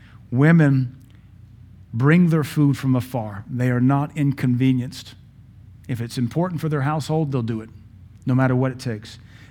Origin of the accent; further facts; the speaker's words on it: Pittsburgh, Pennsylvania, United States; born there; now in Baton Rouge, United States; I was born in Pittsburgh, but the Lord looked upon me and said, son, we're going to deliver you out of the hand of these abjects, these apostates. You'll know them as Yankees. I know them as pagans. The Lord took me to the south, to Baton Rouge, Louisiana.